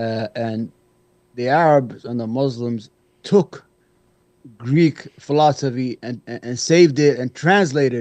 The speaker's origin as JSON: {"language": "English", "country": "Yemen", "also_born_or_lived": "Brooklyn, New York", "moved": "yes", "lives_now": "New York, United States", "said": "I'm from the Yemen"}